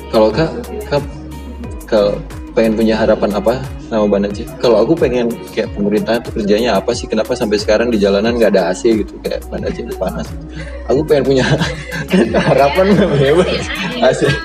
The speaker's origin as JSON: {"language": "Indonesian", "town": "Banda Aceh", "region": "Aceh", "country": "Indonesia", "said": "sebagai warga Banda Aceh"}